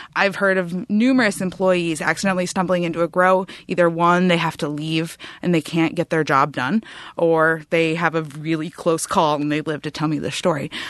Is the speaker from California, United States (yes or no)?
yes; Humboldt County, California, United States; I was from Humboldt County